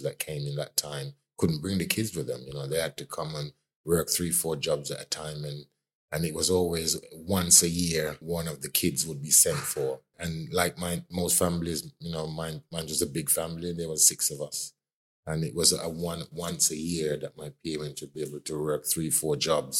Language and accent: English; Clarendon, Jamaica; now in United Kingdom; I grew up in Jamaica. I grew up in a parish called Clarendon, one of the larger parishes of Jamaica.